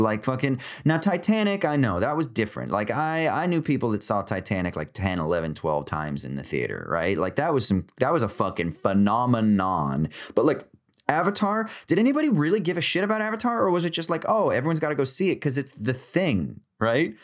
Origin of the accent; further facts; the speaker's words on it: United States; I'm American